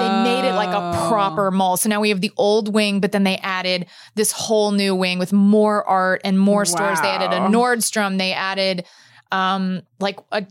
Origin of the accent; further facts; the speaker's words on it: Dallas, Texas, United States; I grew up in Dallas, Texas, and the main mall that was closest to my house was North Park Center